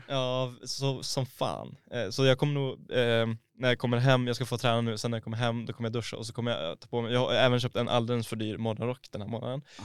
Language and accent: Swedish; Boden, Norrbotten County, Sweden; moved away; när jag var hemma i Boden nu förra helgen